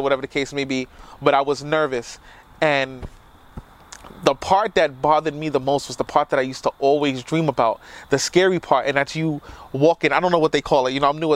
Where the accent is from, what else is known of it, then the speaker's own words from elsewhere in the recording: New York City, New York, United States; now in Yonkers, United States; I'm a boy from the South Bronx. I live in Yonkers now, but New York was my life.